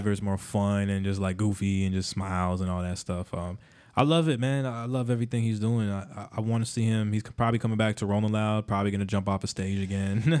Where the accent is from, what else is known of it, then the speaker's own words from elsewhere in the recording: Miami, Florida, United States; I grew up in Miami